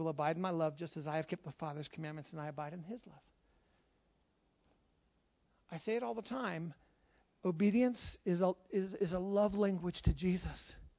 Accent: Charlotte, North Carolina, United States; born there; I was born in Charlotte, North Carolina. I was raised all over the U.S., traveled everywhere. I'm an American. I was born in America.

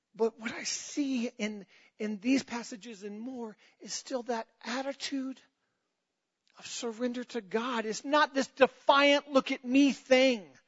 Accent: United States; I'm a Christian before I'm an American. And I love being an American

